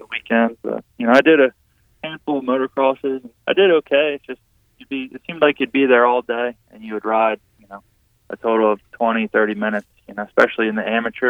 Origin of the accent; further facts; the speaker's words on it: Pennsylvania, United States; I'm from Pennsylvania